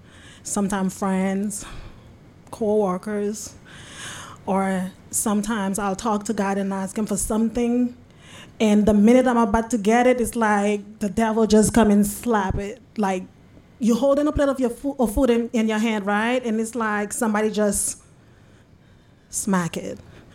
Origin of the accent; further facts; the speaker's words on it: Turks & Caicos Islands; also born or lived in Haiti / Florida; I was born in Haiti, but I grew up in Turks and Caicos in Florida.